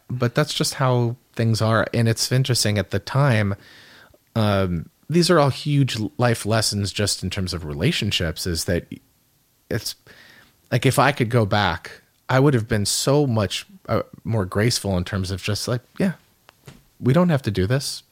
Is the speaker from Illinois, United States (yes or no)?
no; Calabasas, California, United States; We, we grew up in in Calabasas, California, uh, which is about thirty-five minutes outside of, of downtown L